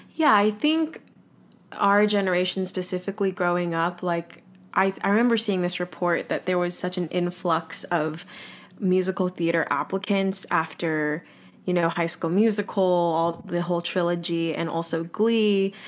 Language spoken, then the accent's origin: English; Los Angeles, California, United States; moved away as an adult; also born or lived in Boston; now in New York City, United States; I grew up in Los Angeles, California, and now I currently live in New York City